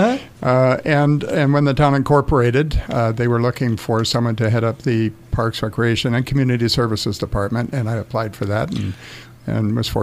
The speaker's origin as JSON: {"language": "English", "town": "Los Angeles", "region": "California", "country": "United States", "tie": "born or raised there", "also_born_or_lived": "Santa Monica, California", "lives_now": "Yucca Valley, United States", "said": "Raised in West Los Angeles and the San Fernando Valley and Santa Monica areas. Moved to the desert following, I graduated from California State University, Northridge, and moved to the desert. I was looking for a small town."}